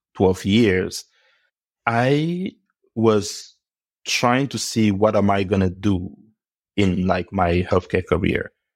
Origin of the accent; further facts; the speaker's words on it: Cameroon; I was born in Cameroon, uh, many years ago, and I grew up at home